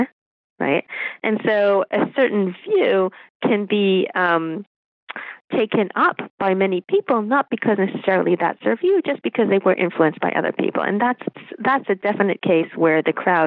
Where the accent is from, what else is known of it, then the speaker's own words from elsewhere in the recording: Israel; moved away as an adult; also born or lived in United States; I grew up in Israel